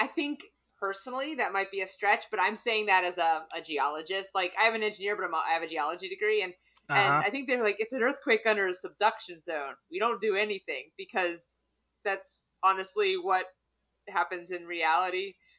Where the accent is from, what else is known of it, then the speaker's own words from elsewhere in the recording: the South, United States; I'm from the South.